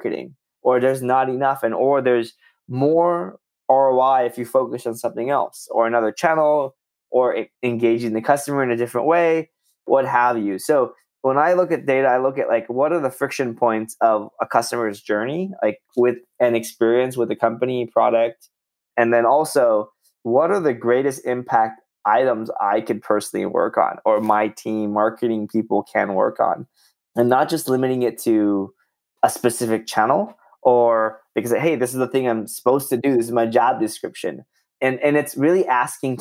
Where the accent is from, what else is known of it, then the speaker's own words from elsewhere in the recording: Southern California, United States; moved away as an adult; also born or lived in Bay Area, California; now in Austin, United States; I'm from Southern California. Well, and then lived in the Bay Area for a bit